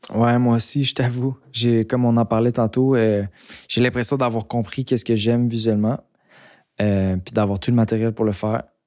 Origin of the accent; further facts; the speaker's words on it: Montreal, Quebec, Canada; also born or lived in Mont-Tremblant; J'ai grandi à Montréal